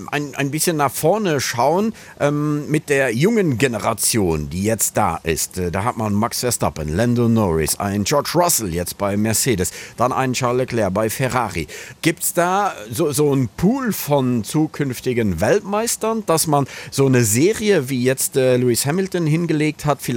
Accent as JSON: {"language": "German", "country": "Luxembourg", "said": "Wir als Luxemburger sind natürlich sehr stolz"}